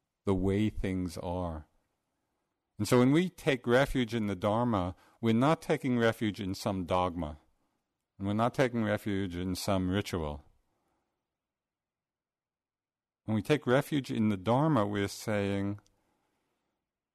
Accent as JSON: {"language": "English", "region": "New York", "country": "United States", "accent": "New York", "said": "my New York accent"}